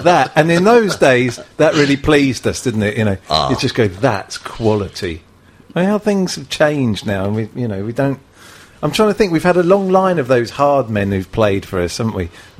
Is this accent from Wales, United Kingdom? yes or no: yes; Wales, United Kingdom; So you can't tell I'm Welsh.